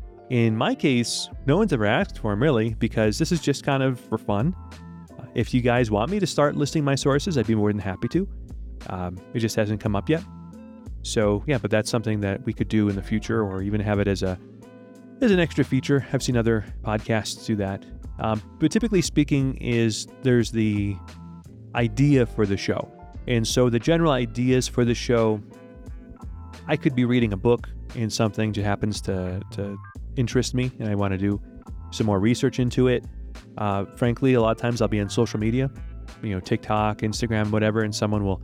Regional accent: Rochester, New York, United States; moved away as an adult; also born or lived in Rome, Italy / Ecuador; I'm from New York originally, upstate New York, the city of Rochester. That's where I was born, and that's where I grew up

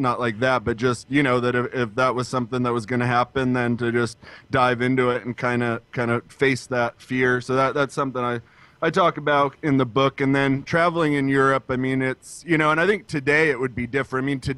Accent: Spokane, Washington, United States; Spokane, Washington.

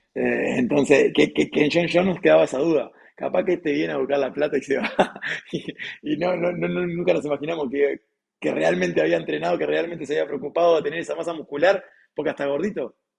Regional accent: Uruguay; soy uruguayo

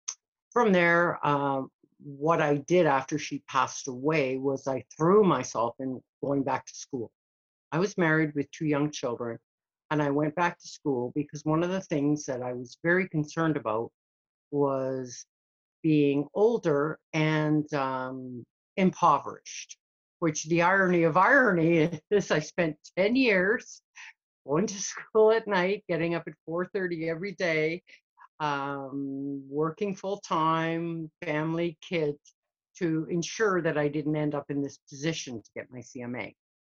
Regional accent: Canada; also born or lived in Scotland; Well, I started out being in Scotland, and we immigrated to Canada when I was a little over six.

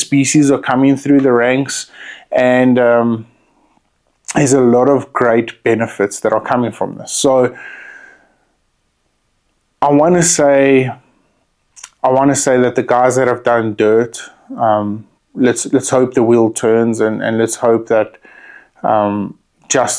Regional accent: South Africa; as a South African

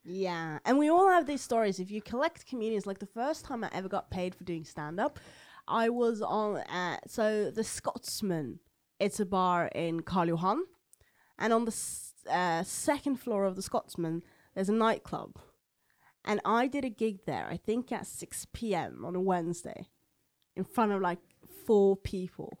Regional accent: Oslo, Norway; accent: Eastern Norwegian dialect; I'm from Oslo, so I have this Eastern dialect

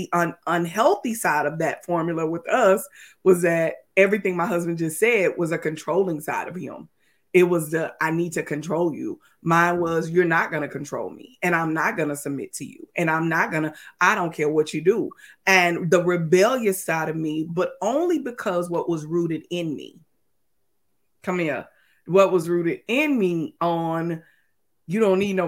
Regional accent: Texas, United States; moved away as an adult; also born or lived in Mississippi; We lived in Mississippi and we are from Texas. And our family is from Texas.

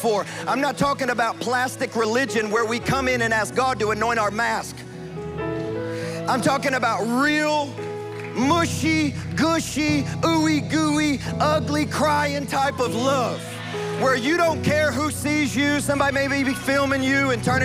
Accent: West Kentucky, United States; I'm from West Kentucky

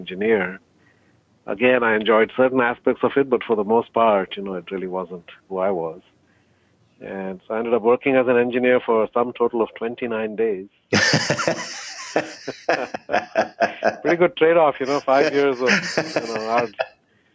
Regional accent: India; also born or lived in Barbados / Canada; I grew up from the age of 12 until high school and college and grad school in India.

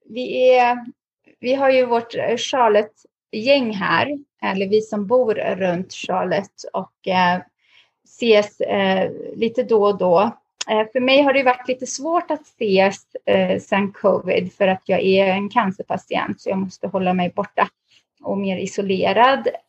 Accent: Lebanon; born there; när jag föddes så föddes jag faktiskt mitt bland bomber.

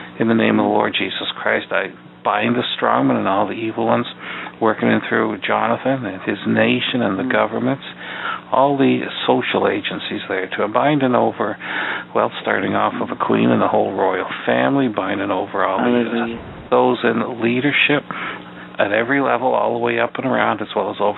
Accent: Canada; also born or lived in Ottawa; I'm a Canadian, and I used to work in Parliament Hill in Ottawa for 28 years

